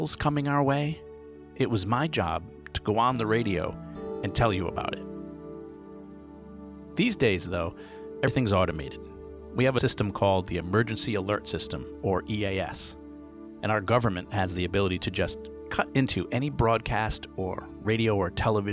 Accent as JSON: {"language": "English", "region": "Rhode Island", "country": "United States", "tie": "born or raised there", "said": "Growing up in Rhode Island"}